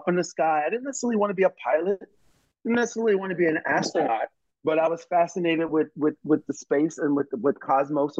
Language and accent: English; Baltimore, Maryland, United States; when I was a kid, growing up in Baltimore